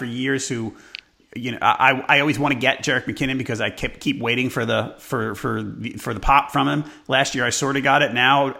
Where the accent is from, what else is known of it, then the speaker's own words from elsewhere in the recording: New York, United States; It's a bunch of guys I grew up with in New York